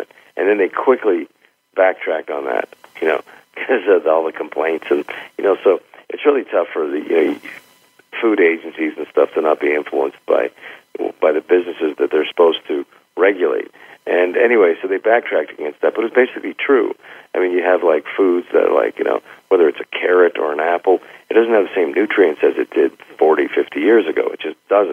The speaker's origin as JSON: {"language": "English", "town": "San Francisco", "region": "California", "country": "United States", "said": "I'm from San Francisco"}